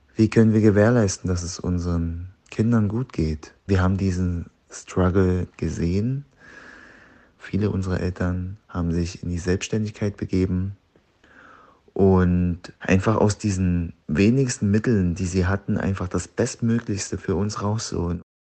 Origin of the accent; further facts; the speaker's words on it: Deggendorf, Bavaria, Germany; also born or lived in Zwiesel; Ich bin 91 in niederbayerischen Zwiesel geboren. Aufgewachsen bin ich in Deggendorf.